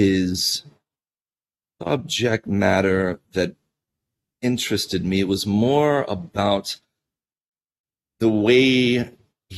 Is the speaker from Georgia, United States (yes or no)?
yes; Georgia, United States; moved away; I was a very shy kid, and I grew up in Georgia, on a mountain range there.